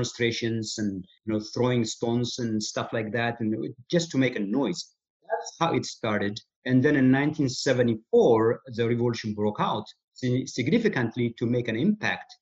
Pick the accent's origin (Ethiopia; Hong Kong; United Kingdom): Ethiopia; moved away as an adult; also born or lived in Fargo, North Dakota / Paris, Texas; now in Rockwall, United States; growing up in Ethiopia